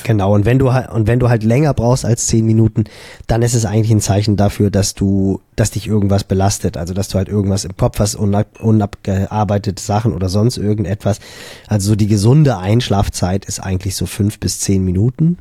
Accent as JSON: {"language": "German", "country": "Germany", "said": "bei uns in Deutschland"}